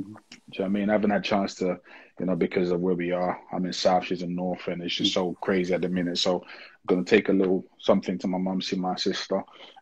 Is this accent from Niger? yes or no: yes; Niger; I remember growing up in Niger, my mom used to make like a massive bowl of it